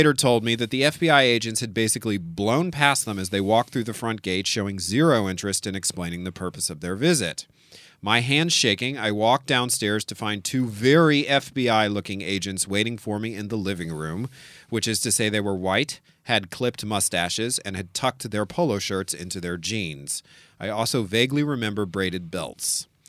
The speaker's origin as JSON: {"language": "English", "town": "New Orleans", "region": "Louisiana", "country": "United States", "tie": "born or raised there", "said": "it was actually a lot harder to drink on a college campus than it was in my hometown. New Orleans."}